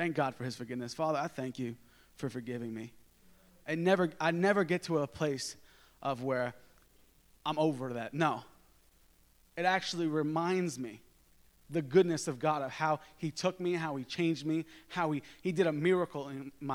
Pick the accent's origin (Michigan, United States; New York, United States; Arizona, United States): New York, United States; I'm from New York